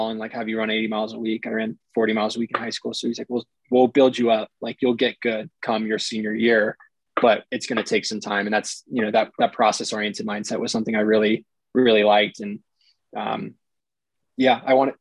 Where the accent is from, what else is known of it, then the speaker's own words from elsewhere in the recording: San Mateo, California, United States; I grew up in San Mateo, which is about 30 minutes north.